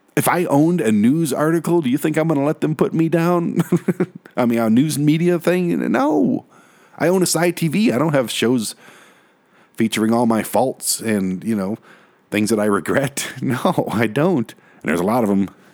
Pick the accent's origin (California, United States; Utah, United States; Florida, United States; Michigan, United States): Michigan, United States; Detroit; now in Colorado, United States; I'm from Detroit